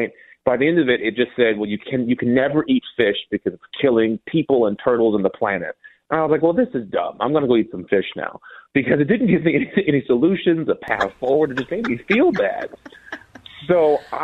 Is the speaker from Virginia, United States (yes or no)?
no; Minnesota, United States; I was raised in Minnesota